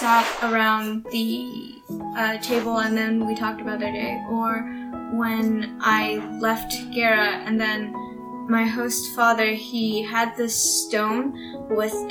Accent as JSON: {"language": "English", "country": "United States", "said": "we were, like, the Americans"}